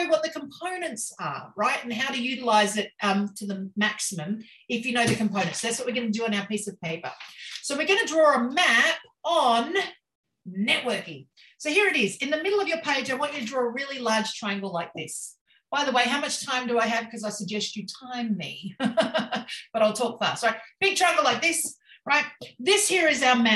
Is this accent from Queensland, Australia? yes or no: yes; Queensland, Australia; I'm from Queensland, Australia.